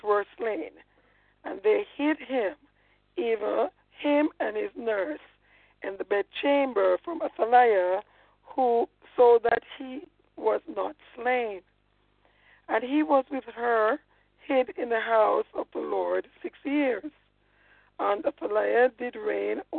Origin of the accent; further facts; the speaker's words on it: Jamaica; I'm a Jamaican, man. I mean, I am.